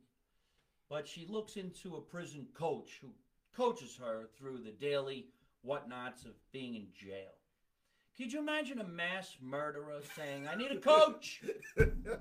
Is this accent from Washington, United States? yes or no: no; New Jersey, United States; I'm from Jersey